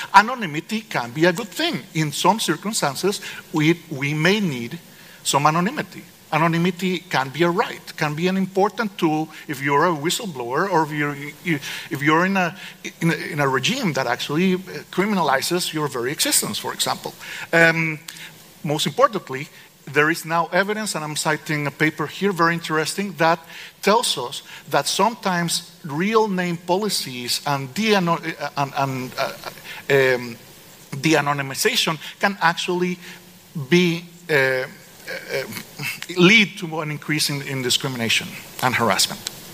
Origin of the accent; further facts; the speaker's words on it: Costa Rica; I'm from Costa Rica